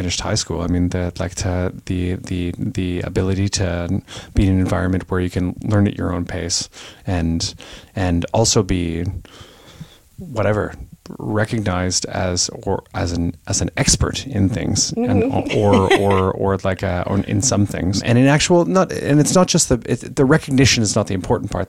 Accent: Kitchener, Ontario, Canada; also born or lived in Eastern Townships, Quebec; I was born in Kitchener, Ontario, and when after this period in the eastern townships in Quebec, we moved back when I was about 13, I guess, to Kitchener

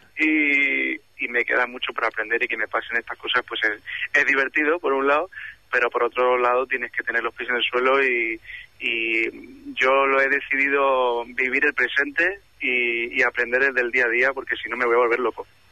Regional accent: Málaga, Andalusia, Spain; moved away

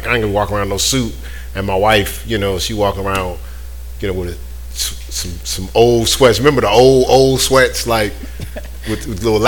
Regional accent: New York, United States; I'm from New York

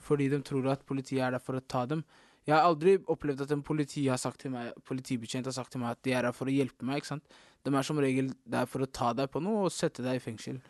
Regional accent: Oslo, Norway; Jeg er fra Oslo.

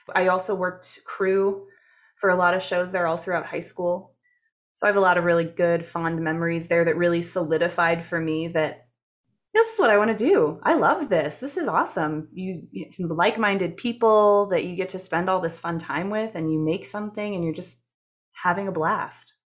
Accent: Canton, Ohio, United States; I was born and raised in Canton, Ohio

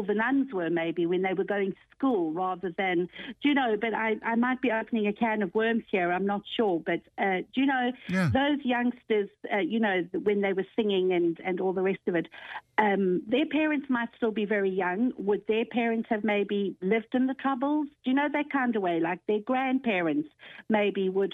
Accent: South Africa; moved away as an adult; also born or lived in London; now in Ireland; I actually was born in London and left London when I was four and lived in South Africa for 17 years and left in 1987

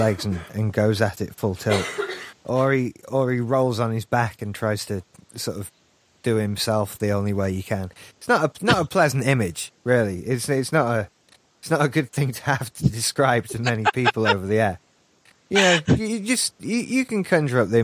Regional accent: Yorkshire and the Humber, United Kingdom; I'm from South Yorkshire

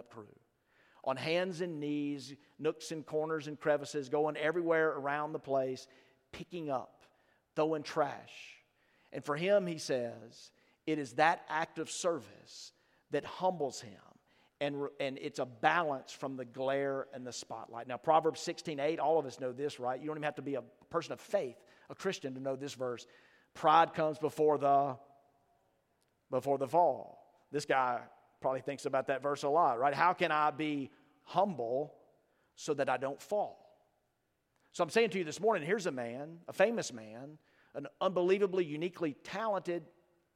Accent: Starkville, Mississippi, United States; I grew up in Starkville, Mississippi.

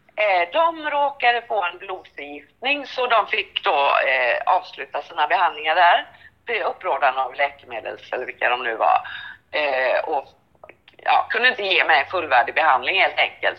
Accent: Sweden; jag är svensk.

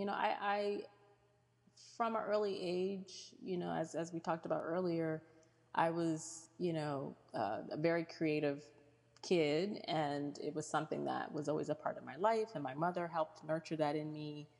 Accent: Rome, New York, United States; born there; also born or lived in Kansas / Virginia / Ohio / Michigan; I lived in Kansas and Virginia. I was born in Rome, New York. We lived in Ohio and Michigan.

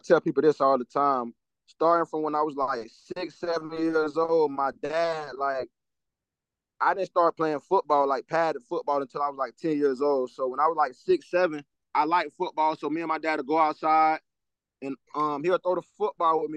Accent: Tampa, Florida, United States; my hometown

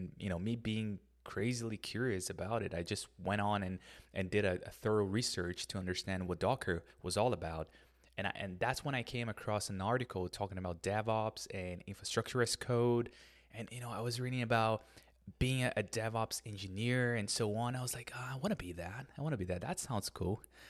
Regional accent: Brazil; I'm originally from Brazil, and in Brazil, for you to have a MacBook, for you to have to buy an iPhone, it's just a lot of money.

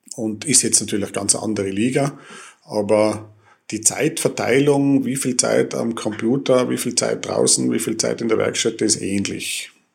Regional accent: Tyrol, Austria; moved away as an adult; also born or lived in Innsbruck / Vienna; als Tiroler in dieser großen Stadt

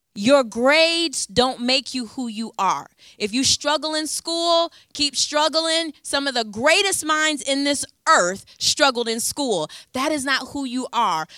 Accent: Ypsilanti, Michigan, United States; I'm from Ypsilanti, so Detroit is about forty-five minutes northeast where I'm from

